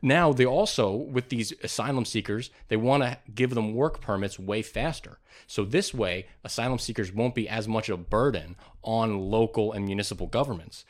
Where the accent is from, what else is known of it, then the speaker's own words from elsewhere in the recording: United States; As an American